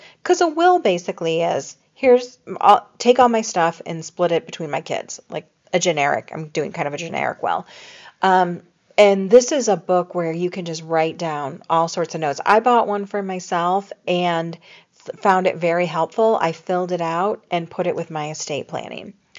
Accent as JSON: {"language": "English", "town": "Chicago", "region": "Illinois", "country": "United States", "said": "I came from Chicago where they had Fannie Mae, and thought I would never love See's, But I love C's."}